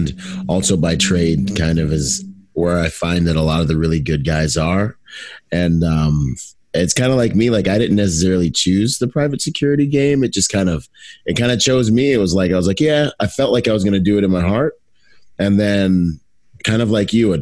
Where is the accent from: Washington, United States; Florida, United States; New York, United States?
Washington, United States; also born or lived in Bahamas; I was born in the Bahamas. My mom took me to Washington State to grow up